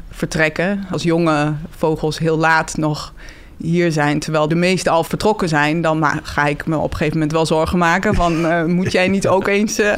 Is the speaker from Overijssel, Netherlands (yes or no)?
yes; Twente, Overijssel, Netherlands; daar kom ik ook weg.